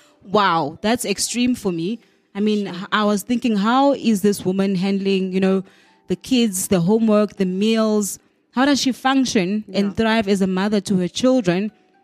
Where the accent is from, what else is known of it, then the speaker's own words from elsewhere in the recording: Eastern Cape, South Africa; growing up in the Eastern Cape as a, you know, as a young girl